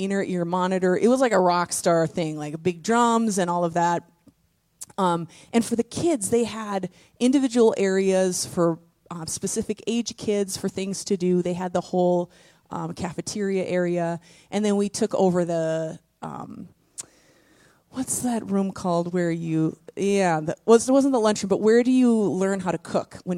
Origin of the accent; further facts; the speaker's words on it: Cloquet, Minnesota, United States; this is my hometown. I am born and raised in Cloquet